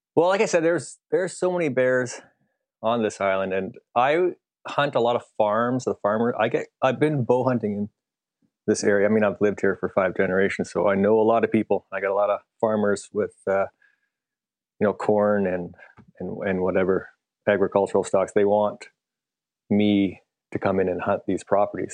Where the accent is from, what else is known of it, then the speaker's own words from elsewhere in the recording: Canada; I am a Canadian, so I say meters